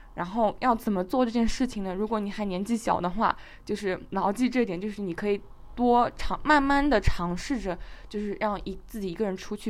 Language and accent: Chinese; China; 对我们中国人来讲